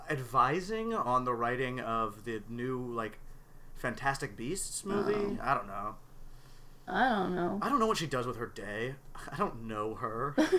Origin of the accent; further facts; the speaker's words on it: Oregon, United States; I'm from Oregon